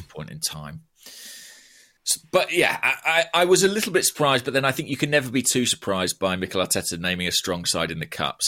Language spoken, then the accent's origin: English; Borehamwood, East of England, United Kingdom; my hometown, Boreham Wood